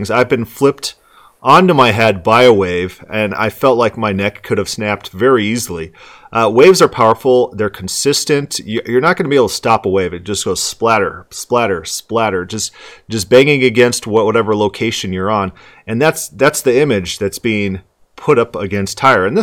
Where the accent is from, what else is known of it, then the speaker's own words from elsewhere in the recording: Florida, United States; moved away; I'm from Florida.